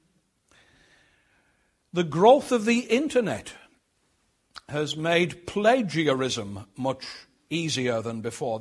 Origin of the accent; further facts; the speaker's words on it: Sunderland, North East England, United Kingdom; growing up in Sunderland, like most people in the old industrial heartland of the Northeast, we thought of ourselves as Geordies.